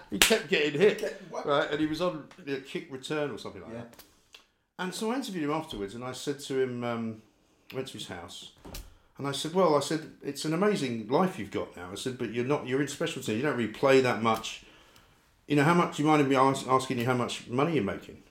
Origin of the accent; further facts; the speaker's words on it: London, United Kingdom; I grew up in North London, right? From Scottish parents.